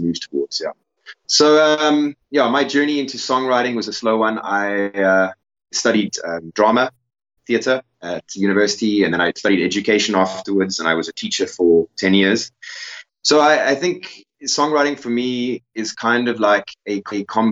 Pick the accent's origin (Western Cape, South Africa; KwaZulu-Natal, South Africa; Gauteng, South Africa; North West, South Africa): Western Cape, South Africa; Cape Town; moved away as an adult; now in Zululand, South Africa; I grew up in Cape Town